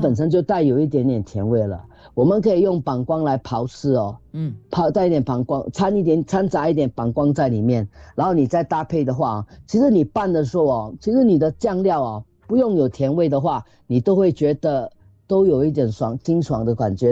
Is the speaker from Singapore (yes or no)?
yes; Singapore; 我们新加坡人